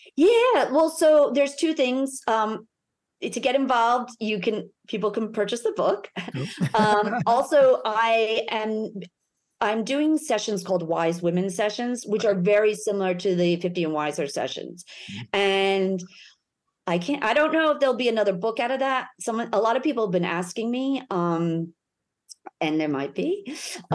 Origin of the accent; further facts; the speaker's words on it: United States; now in Melbourne, Australia; I'm American